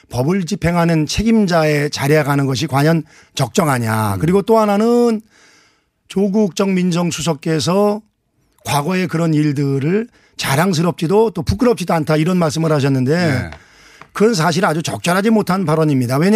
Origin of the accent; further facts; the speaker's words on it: Anseong, Gyeonggi Province, South Korea; 안성 출신